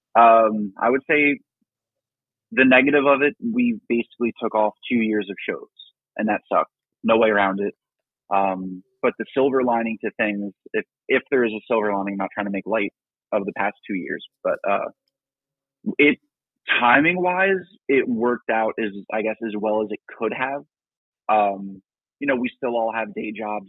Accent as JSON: {"language": "English", "region": "New Jersey", "country": "United States", "tie": "born or raised there", "said": "I was born in New Jersey"}